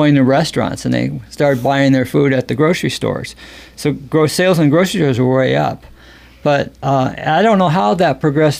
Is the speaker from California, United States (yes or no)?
no; Ketchikan, Alaska, United States; also born or lived in Seattle, Washington; Yes, most of my life. I think I was brought here when I was three. And my dad was born here.